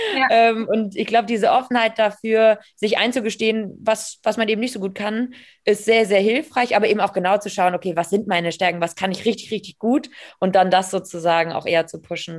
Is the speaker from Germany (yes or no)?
yes; Hamburg, Germany; aus Hamburg, ähm, gebürtige Hamburgerin